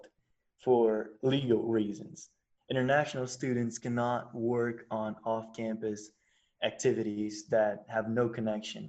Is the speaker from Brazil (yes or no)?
yes; Brazil; also born or lived in United States; I'm from Brazil